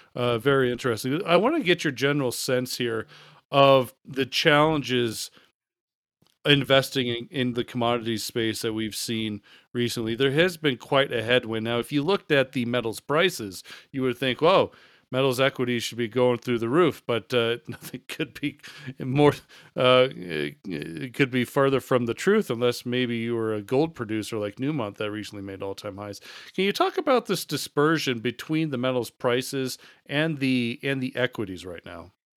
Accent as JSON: {"language": "English", "country": "United States", "said": "as the American here"}